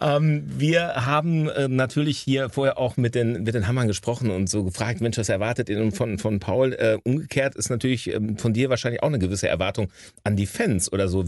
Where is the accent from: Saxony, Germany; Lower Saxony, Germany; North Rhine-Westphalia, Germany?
North Rhine-Westphalia, Germany; Hamm; bei uns in Hamm